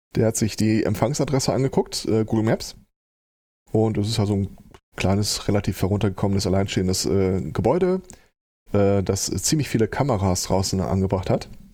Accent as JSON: {"language": "German", "town": "Hagen", "region": "North Rhine-Westphalia", "country": "Germany", "tie": "born or raised there", "moved": "as an adult", "lives_now": "Gelsenkirchen, Germany", "said": "meine Heimatstadt ist Hagen"}